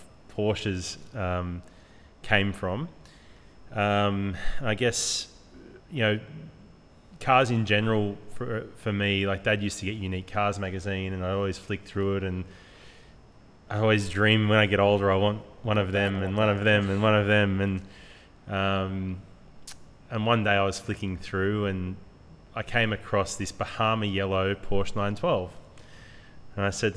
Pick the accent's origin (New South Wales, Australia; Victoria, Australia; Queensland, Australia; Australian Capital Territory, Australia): New South Wales, Australia; Sydney; I grew up in Sydney my whole life, born and raised.